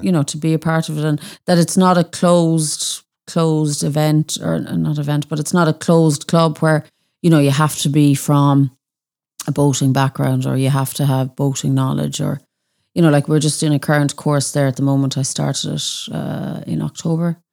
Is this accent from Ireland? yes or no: yes; Annaghdown, Connacht, Ireland; I'm from Annandale